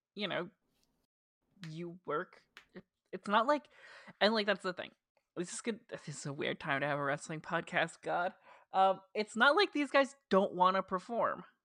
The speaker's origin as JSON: {"language": "English", "region": "New Jersey", "country": "United States", "accent": "Jersey", "said": "my dumb Jersey accent"}